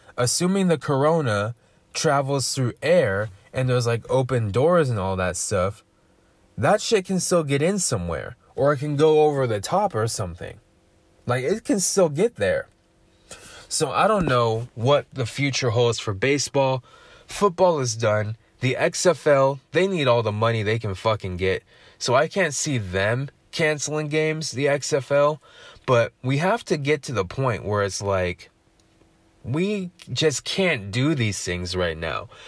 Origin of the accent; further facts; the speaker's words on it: United States; accent: American English; first language English; I speak American English